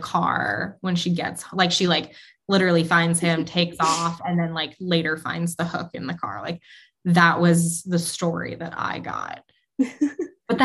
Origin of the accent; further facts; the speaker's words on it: New England, United States; I grew up in New England where like campfires were a huge thing and spooky stories were an even bigger thing